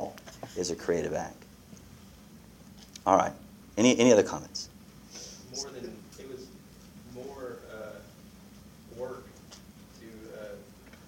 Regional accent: United States; I'm American

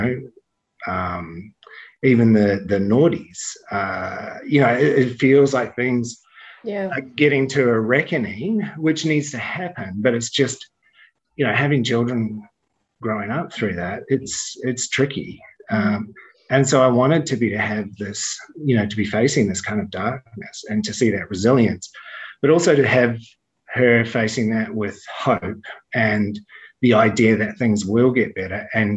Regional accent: New Zealand; when I was growing up in the 70s and 80s, and there was like, I mean, I was in New Zealand

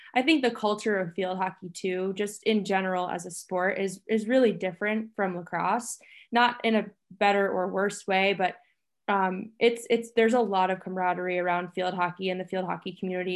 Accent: Long Island, New York, United States; moved away as an adult; also born or lived in Middletown; I grew up on Long Island

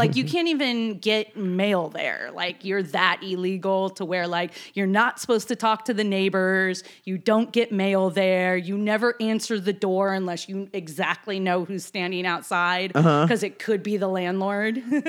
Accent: Seattle, Washington, United States; also born or lived in New York; Well, I grew up in Seattle first, but I went back and forth between New York and Seattle. My dad was a military guy.

